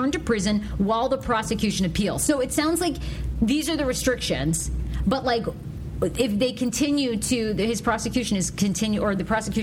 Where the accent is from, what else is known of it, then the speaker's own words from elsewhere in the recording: Maine, United States; I'm from Maine